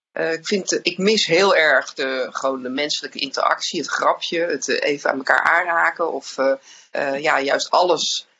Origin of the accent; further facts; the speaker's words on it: Netherlands; als Nederlanders